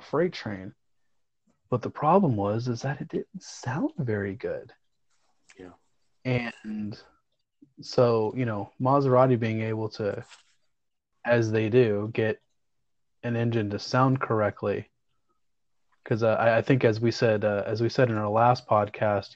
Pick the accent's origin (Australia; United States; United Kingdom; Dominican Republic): United States; the South; growing up in the South